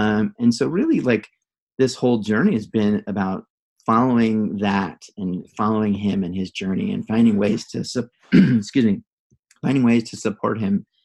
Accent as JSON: {"language": "English", "town": "Santa Barbara", "region": "California", "country": "United States", "tie": "born or raised there", "said": "I grew up in Santa Barbara"}